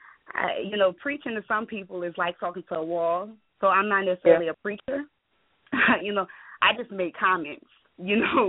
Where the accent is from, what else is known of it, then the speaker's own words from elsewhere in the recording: New Orleans, Louisiana, United States; I'm originally from New Orleans, and I'm my father's Haitian